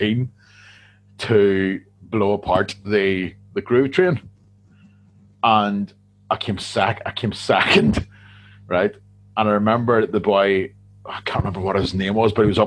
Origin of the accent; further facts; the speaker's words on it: Loughinisland, Northern Ireland, United Kingdom; I'm from Lochan Island